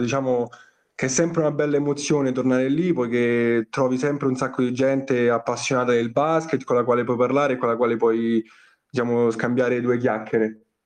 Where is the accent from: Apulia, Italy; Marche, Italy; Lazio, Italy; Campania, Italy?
Lazio, Italy; Rome; born or raised there